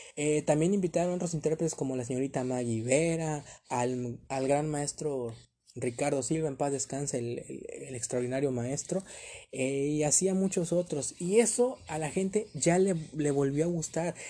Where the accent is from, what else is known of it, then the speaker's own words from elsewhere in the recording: Ciudad Madero, Tamaulipas, Mexico; aquí en, mi tierra, aquí en Ciudad Madero, Tamaulipas